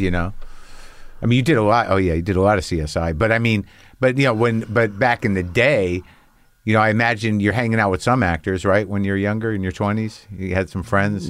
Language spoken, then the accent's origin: English; New Mexico, United States; I grew up in New Mexico